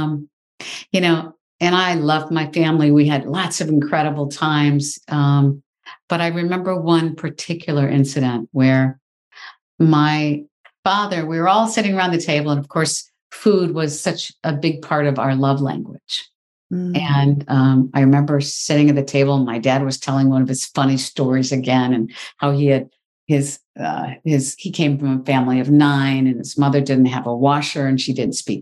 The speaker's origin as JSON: {"language": "English", "region": "Michigan", "country": "United States", "tie": "born or raised there", "said": "I grew up in the Midwest. I grew up in Michigan, fifth of six children"}